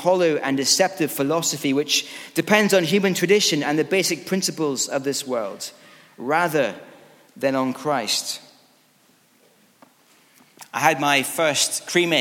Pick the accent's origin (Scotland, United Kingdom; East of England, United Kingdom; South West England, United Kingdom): Scotland, United Kingdom; As a Scottish rugby fan